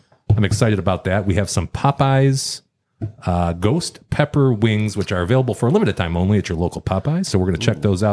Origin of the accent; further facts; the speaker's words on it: Lansing, Michigan, United States; I'm from West Lansing originally